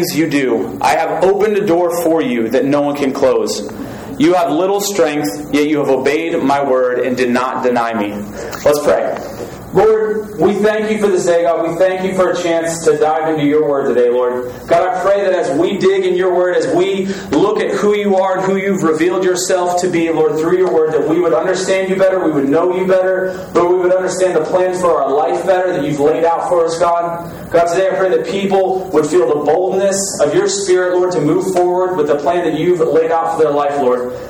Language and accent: English; Newark, Delaware, United States; also born or lived in Texas; I'm from Newark, Delaware.